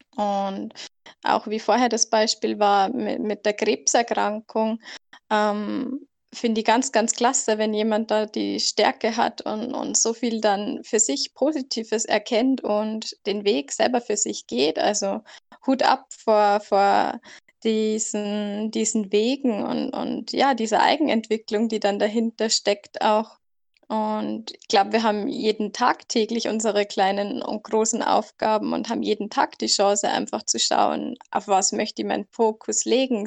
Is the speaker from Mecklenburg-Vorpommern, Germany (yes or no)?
no; near the border by Salzburg, Bavaria, Germany; ich komme aus Deutschland, ganz grenznah kurz vor Salzburg